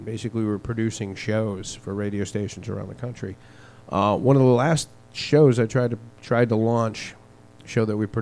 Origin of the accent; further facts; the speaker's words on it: Boston, Massachusetts, United States; I'm fucking from Boston, man. Boston.